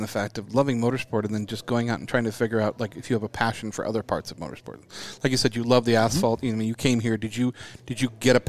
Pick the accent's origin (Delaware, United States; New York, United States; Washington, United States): Washington, United States; Spokane; also born or lived in Pullman, Washington; I grew up in Spokane and Pullman in the Palouse